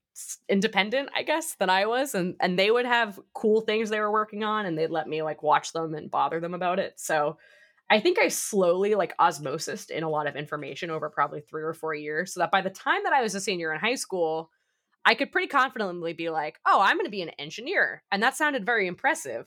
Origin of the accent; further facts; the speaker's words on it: Boston, Massachusetts, United States; I'm from the Boston area